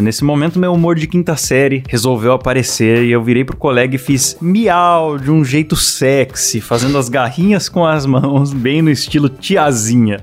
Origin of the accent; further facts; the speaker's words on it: São Paulo, Brazil; moved away; eu sou paulistano.